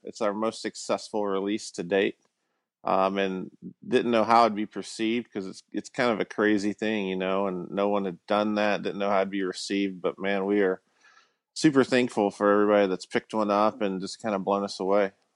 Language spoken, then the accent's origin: English; Alabama, United States; I grew up in Alabama